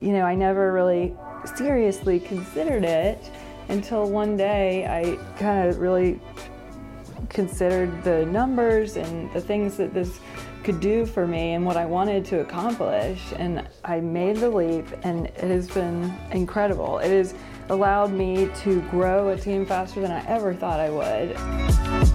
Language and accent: English; Greensboro, North Carolina, United States; I grew up in Greensboro, um, born and raised here.